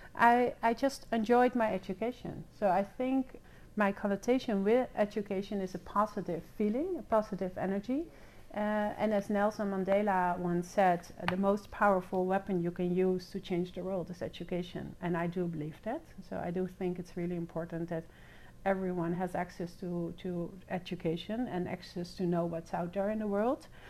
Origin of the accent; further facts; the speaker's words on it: The Hague, South Holland, Netherlands; moved away as an adult; also born or lived in Wiscasset, Maine; now in United States; I was born and raised in uh, in The Hague, in the Netherlands